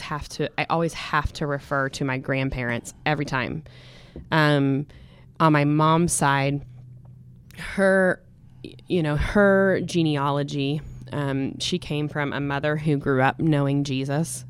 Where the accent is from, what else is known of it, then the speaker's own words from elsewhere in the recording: Stillwater, United States; born and raised in Stillwater, America